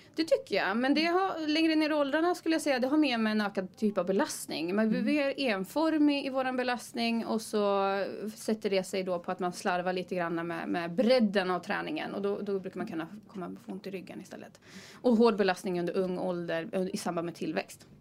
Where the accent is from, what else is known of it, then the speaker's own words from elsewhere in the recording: Timrå, Västernorrland County, Sweden; now in Gothenburg, Sweden; Jag är från Timrå